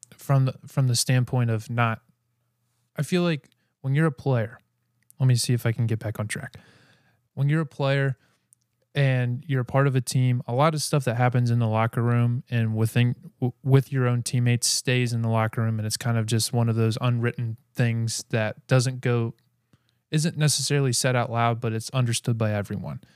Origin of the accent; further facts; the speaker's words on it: Cincinnati, Ohio, United States; my hometown, Cincinnati Bengals.